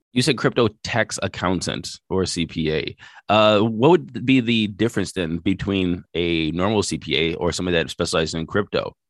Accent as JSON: {"language": "English", "country": "United States", "said": "being an American"}